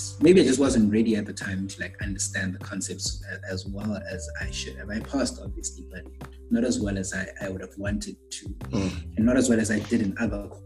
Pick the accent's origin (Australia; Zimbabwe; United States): Zimbabwe; Bulawayo; moved away as an adult; now in South Africa; I was born and raised in Bulawayo. That's a city in Zimbabwe, actually